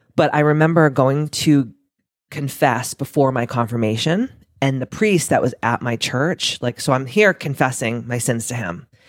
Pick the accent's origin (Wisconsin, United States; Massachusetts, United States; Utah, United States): Massachusetts, United States; we're both from Massachusetts